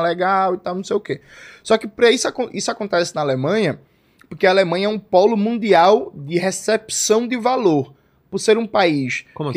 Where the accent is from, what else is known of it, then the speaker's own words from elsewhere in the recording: Recife, Pernambuco, Brazil; accent: Pernambucano; also born or lived in Jaboatão dos Guararapes; Nasci em Jaboatão, mas me criei em Recife, na favela da Borborema